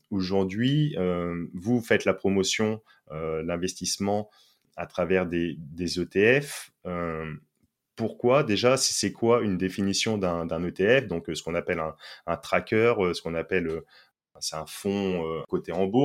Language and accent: French; France; par exemple, je suis français, je vais prendre, je, dis au hasard, mais une action Carrefour